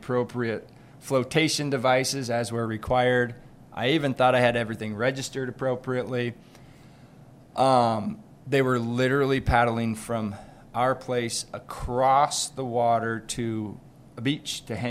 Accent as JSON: {"language": "English", "region": "Hawaii", "country": "United States", "tie": "born or raised there", "moved": "yes", "said": "I grew up in Hawaii."}